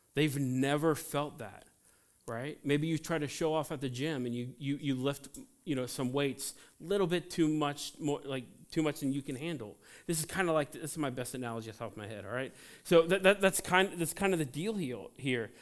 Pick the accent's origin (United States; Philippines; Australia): United States; Cincinnati, Ohio; I grew up in Cincinnati